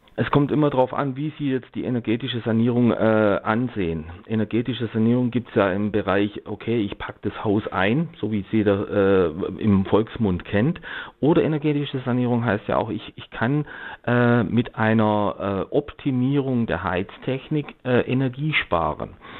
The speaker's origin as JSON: {"language": "German", "area": "Black Forest", "region": "Baden-Württemberg", "country": "Germany", "said": "ich komme jetzt zum Beispiel aus dem Schwarzwald"}